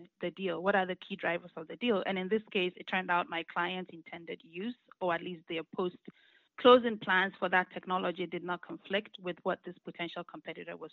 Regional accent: Ghana; moved away as an adult; now in United States; I was born and raised in Ghana, and I came to the U.S. To attend college

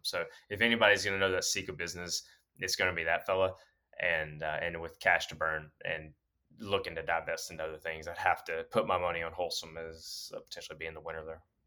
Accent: Alabama, United States; now in Pennsylvania, United States; coming from Alabama

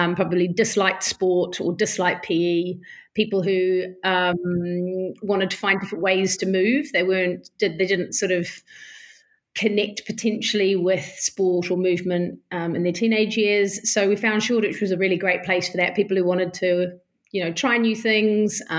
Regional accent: New Zealand; now in London, United Kingdom; I'm from New Zealand

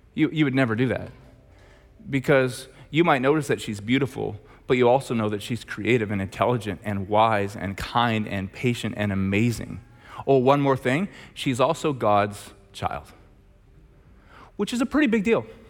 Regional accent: Red Deer, Alberta, Canada; I'm from Red Deer

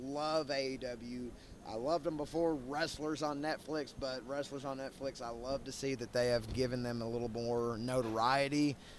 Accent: Gary, Indiana, United States; now in Manchester, Kentucky, United States; From Manchester, Kentucky, originally from Indiana, Gary, Indiana

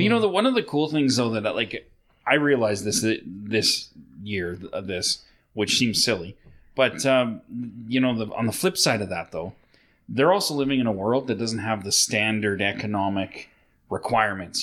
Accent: Sylvan Lake, Alberta, Canada; I grew up in Sylvan Lake, so we'd go to Red Deer, which is 20 minutes away

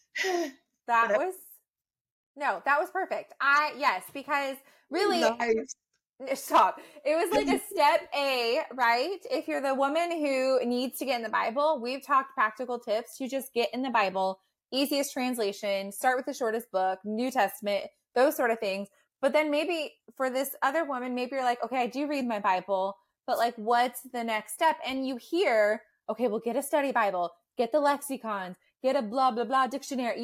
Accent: United States; as like American students

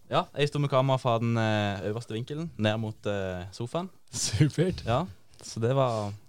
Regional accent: Stavanger, Rogaland, Norway; moved away as an adult; now in Porsgrunn, Norway; Jeg er fra Kjernen av Stavanger, 21 år gammel.

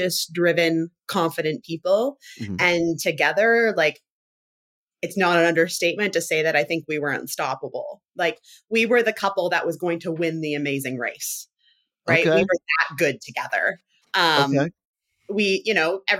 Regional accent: Canada; also born or lived in Toronto / British Columbia; I'm Canadian

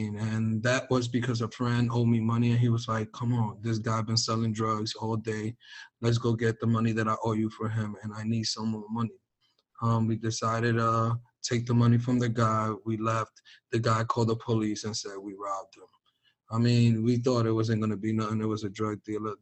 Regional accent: New York City, New York, United States; growing up in New York City

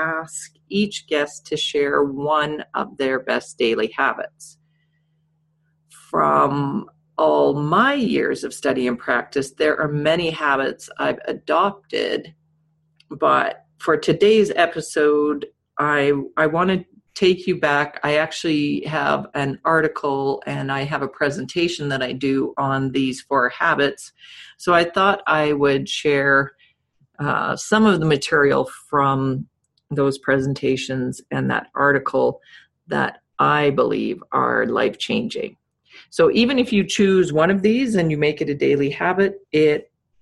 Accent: Saskatchewan, Canada; I'm dating myself back to the 70s growing up in Saskatchewan

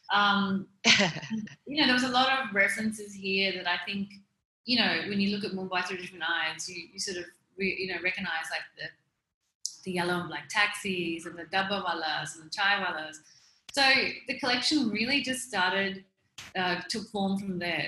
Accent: Melbourne, Victoria, Australia; moved away as an adult; now in India; I'm originally from Melbourne. I've been living in India for the past 12 years

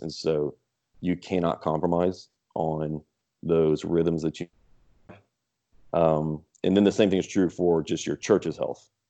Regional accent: Lafayette, Louisiana, United States; also born or lived in Texas; I was born in Texas, but grew up in the Lafayette area

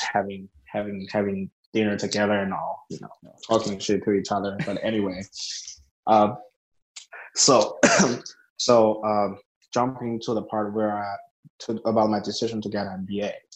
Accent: China; moved away; I grew up in a very small town in China.

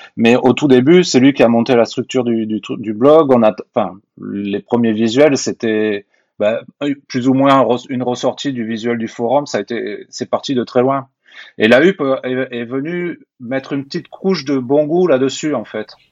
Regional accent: Hautes-Pyrénées, Occitania, France; moved away; also born or lived in Toulouse; j'habitais dans les Hautes-Pyrénées à l'époque

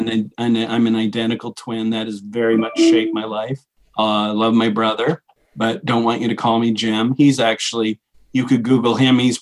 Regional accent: New Brunswick, Canada; moved away as an adult; also born or lived in Boston / Edinburgh, Scotland; I grew up in New Brunswick, Canada, which is north of Maine

